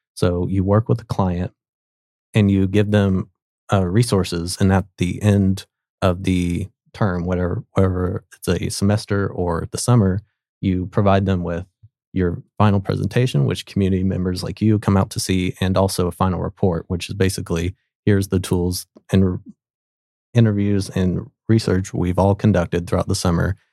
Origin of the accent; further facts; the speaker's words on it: Sapulpa, Oklahoma, United States; I'm originally from Spalpa, Oklahoma, so just, um, outside of Tulsa